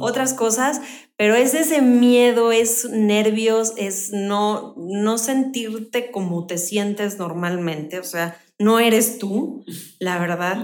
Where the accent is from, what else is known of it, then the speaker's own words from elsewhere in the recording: Mexico City, Mexico; now in Querétaro, Mexico; Bueno, yo nací en la Ciudad de México. Tengo viviendo en Querétaro como 24 años más o menos.